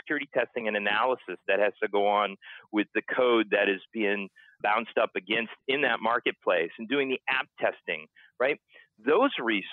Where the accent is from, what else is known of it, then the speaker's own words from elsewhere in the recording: New Hampshire, United States; moved away as an adult; wanted to move back to my home state of New Hampshire